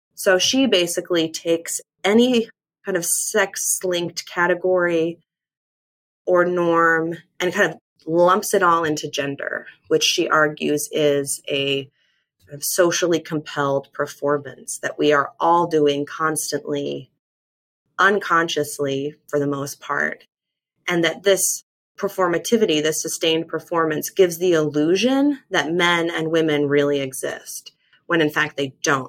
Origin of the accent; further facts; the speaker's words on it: Mormon land, Western United States, United States; I was raised evangelical in the Western United States in kind of Mormon land